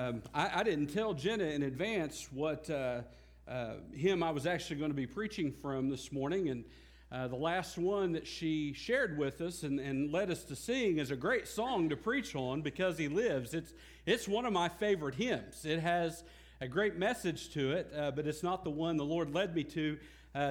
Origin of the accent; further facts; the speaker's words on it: United States; also born or lived in Lone Grove, Oklahoma; as an American